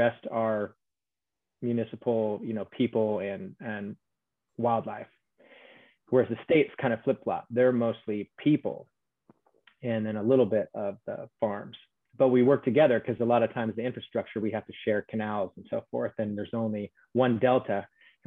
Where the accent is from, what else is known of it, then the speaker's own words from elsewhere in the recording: Sacramento, California, United States; Born and raised in Sacramento. I don't see myself ever leaving